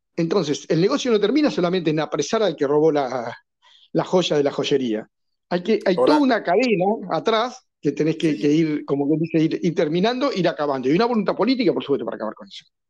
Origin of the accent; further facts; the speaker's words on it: Argentina; en mi país